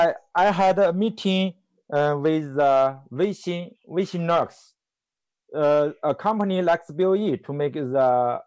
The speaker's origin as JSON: {"language": "English", "region": "Hunan", "country": "China", "tie": "born or raised there", "second_language": "English", "moved": "yes", "lives_now": "Shanghai, China", "said": "Hunan Province."}